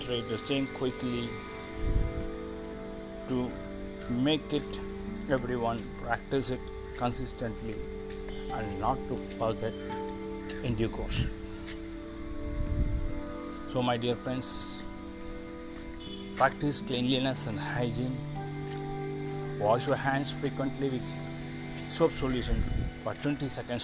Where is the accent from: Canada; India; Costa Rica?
India; from India